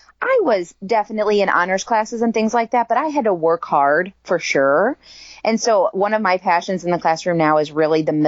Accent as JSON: {"language": "English", "town": "Troy", "region": "Missouri", "country": "United States", "tie": "born or raised there", "said": "I actually grew up in Troy, Missouri"}